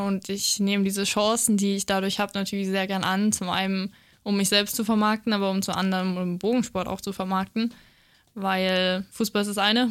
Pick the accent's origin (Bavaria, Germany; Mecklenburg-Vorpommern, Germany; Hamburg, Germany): Bavaria, Germany; Feucht; ich bin eben in Feucht aufgewachsen